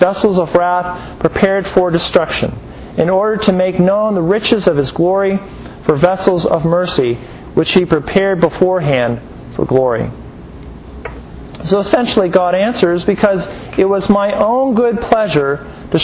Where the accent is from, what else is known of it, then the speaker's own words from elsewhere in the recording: United States; we're very American-centric, aren't we? We think of our own culture, our own nations